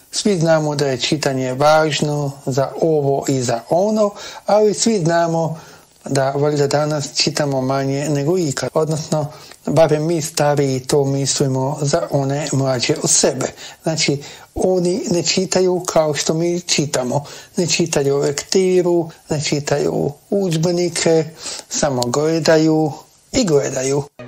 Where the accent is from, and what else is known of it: Croatia